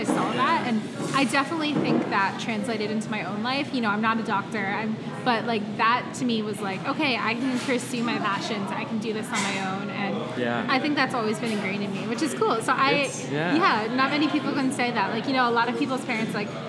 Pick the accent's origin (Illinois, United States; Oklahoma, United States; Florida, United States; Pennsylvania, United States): Pennsylvania, United States; moved away as an adult; also born or lived in Georgia / New York City; I'm from Pennsylvania.